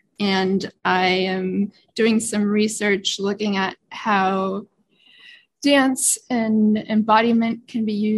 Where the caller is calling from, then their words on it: Boston, Massachusetts, United States; I am coming at you from Boston, Massachusetts, in the States.